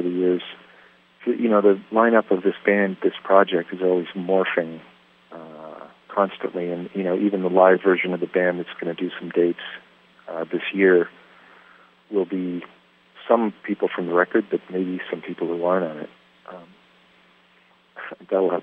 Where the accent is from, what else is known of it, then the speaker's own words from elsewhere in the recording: Canada; our Canadian rock guitar gods up here